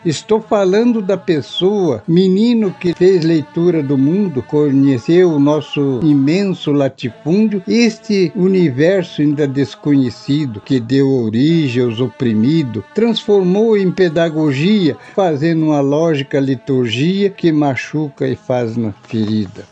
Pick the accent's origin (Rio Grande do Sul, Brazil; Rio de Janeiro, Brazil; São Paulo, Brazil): Rio Grande do Sul, Brazil; Lagoa Vermelha; moved away as an adult; also born or lived in Passo Fundo, Rio Grande do Sul / Coronel Vivido, Paraná / Santa Isabel, Paraná / Dois Vizinhos, Paraná; now in Paraná, Brazil; Sou natural de Passo Fundo, Rio Grande do Sul. Me criei em Lagoa Vermelha